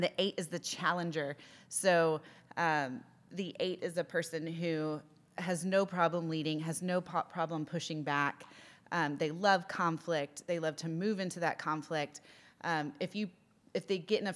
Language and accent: English; United States; moved away; as the American on staff